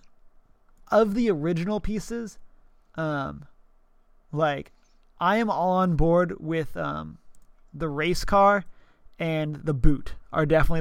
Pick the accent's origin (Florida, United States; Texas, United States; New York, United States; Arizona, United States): Texas, United States; I'm from Texas